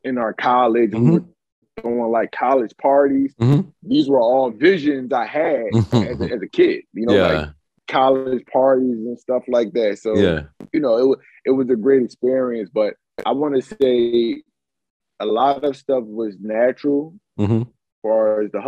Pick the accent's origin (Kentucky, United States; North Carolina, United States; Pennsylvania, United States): Pennsylvania, United States; Philadelphia; I'm from Philly